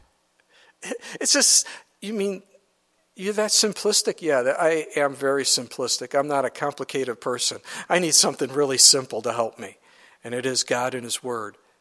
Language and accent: English; United States; as an American